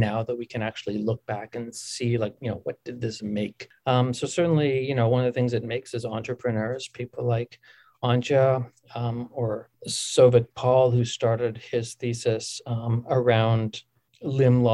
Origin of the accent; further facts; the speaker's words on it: Winnipeg, Manitoba, Canada; moved away; growing up in Winnipeg was so formative for me